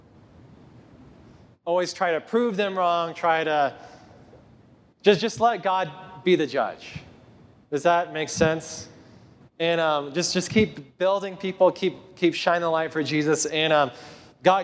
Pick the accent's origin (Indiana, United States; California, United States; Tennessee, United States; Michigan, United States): Tennessee, United States; I'm from Tennessee